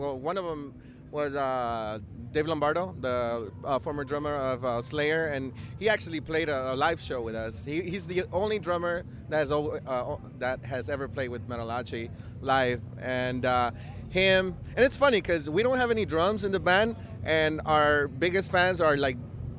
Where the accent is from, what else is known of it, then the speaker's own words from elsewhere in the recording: Los Angeles, California, United States; We're from Los Angeles.